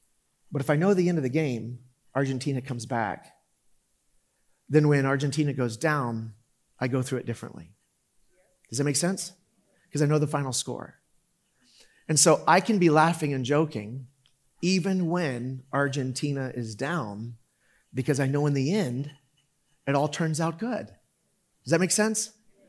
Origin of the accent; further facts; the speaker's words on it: Orlando, Florida, United States; I grew up in Orlando.